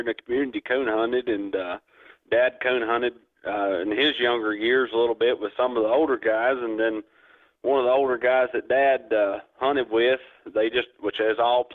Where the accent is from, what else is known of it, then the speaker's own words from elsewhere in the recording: Jamestown, Tennessee, United States; I'm from Jamestown, Tennessee